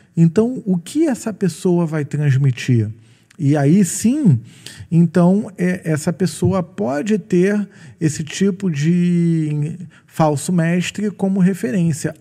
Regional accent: Rio de Janeiro, Brazil; eu sou carioca

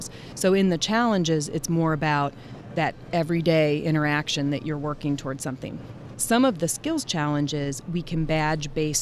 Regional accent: Ohio, United States; I'm from Ohio

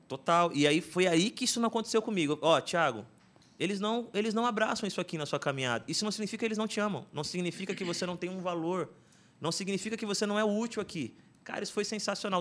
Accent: São Paulo, Brazil; moved away as an adult; now in Suzano, Brazil; morei a vida inteira ali no Itaim Paulista, meus pais também. E aí mudei para Suzano

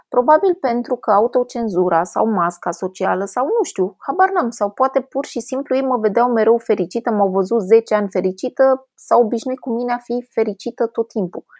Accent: Brașov, Brașov County, Romania; vin din Ardeal, din Brașov

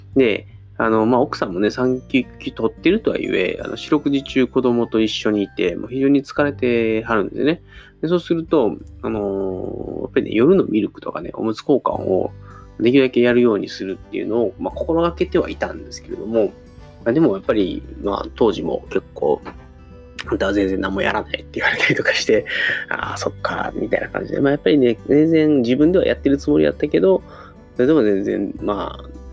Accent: Osaka, Japan; moved away as an adult; 僕、大阪出身なんで、大阪から東京に出てきて

